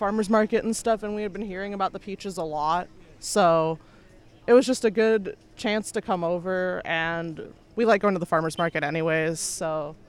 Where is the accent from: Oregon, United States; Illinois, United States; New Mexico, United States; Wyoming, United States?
Illinois, United States; Chicago suburbs; moved away; I'm originally from the Chicago suburbs, where there's not a lot of fresh fruit around, or you have to drive about 2 hours south to get anywhere close to it.